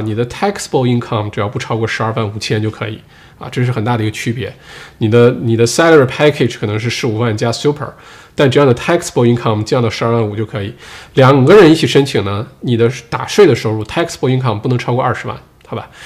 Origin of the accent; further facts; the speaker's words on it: Northeast China, China; accent: Dongbei; also born or lived in Sydney, Australia; now in Australia; 用我们东北话说